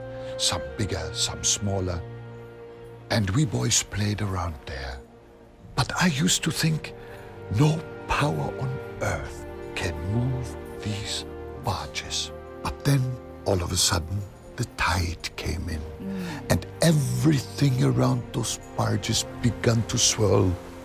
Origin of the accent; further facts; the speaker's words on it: North Germany, Germany; You know, I grew up in North Germany at the mouth of the River Elbe. It is a tidal area.